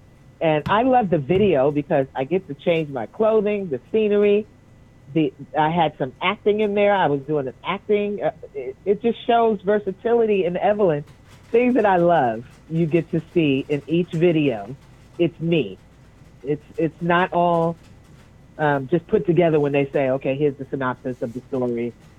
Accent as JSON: {"language": "English", "region": "New York", "country": "United States", "said": "I'm a New Yorker"}